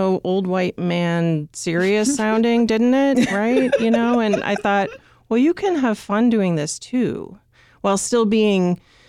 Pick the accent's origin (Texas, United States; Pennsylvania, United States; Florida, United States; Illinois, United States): Illinois, United States; You know, I grew up in the Western suburbs and my dad worked for the Chicago Tribune